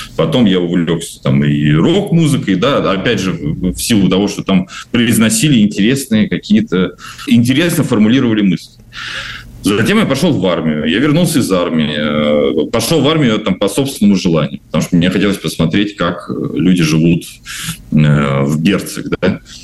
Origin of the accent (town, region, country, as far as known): Novomoskovsk, Tula Oblast, Russia; moved away